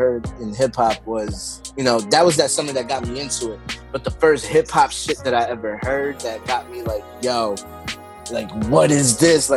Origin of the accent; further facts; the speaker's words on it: New Jersey, United States; also born or lived in Belleville, New Jersey; I'm a Jersey kid